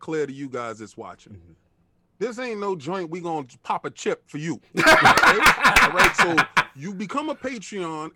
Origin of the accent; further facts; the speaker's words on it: New York City, New York, United States; I grew up in Melrose Project